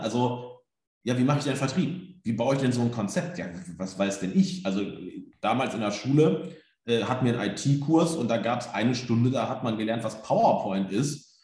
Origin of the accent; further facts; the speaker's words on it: Germany; wo ich herkomme, eher ländlich, so Bückeburg, Minden, Westfalen, irgendwo zwischen Bielefeld